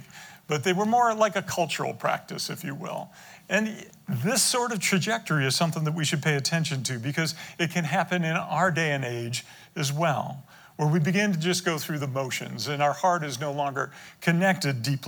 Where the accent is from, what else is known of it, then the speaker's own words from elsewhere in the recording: Detroit, Michigan, United States; We grew up in Detroit